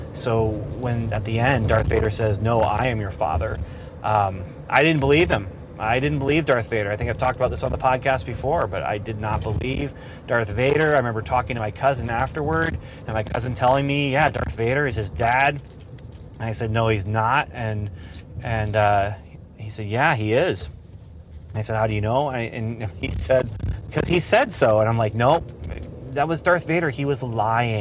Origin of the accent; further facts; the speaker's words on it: Ontario, Canada; growing up in Canada